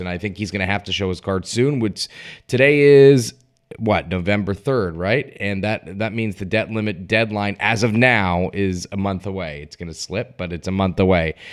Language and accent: English; Stamford, Connecticut, United States; the Stamford, Connecticut mayoral race, my hometown